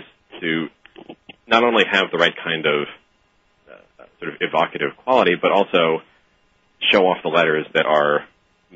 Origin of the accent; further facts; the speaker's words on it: New York, United States; as both Jonathan and I grew up in New York